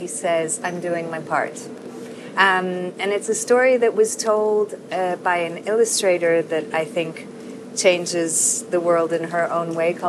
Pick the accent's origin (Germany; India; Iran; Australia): India; also born or lived in Casablanca, Massachusetts, United States / London, United Kingdom / Paris, France; now in Madrid, Spain; I'm from many places in the world. I was born in Casablanca, but I'm from India. I've lived in London, Paris, and now in Madrid.